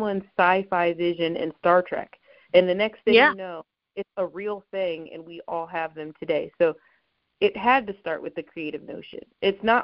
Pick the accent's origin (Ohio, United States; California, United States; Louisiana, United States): Ohio, United States; I grew up in Ohio, but not from Cincinnati.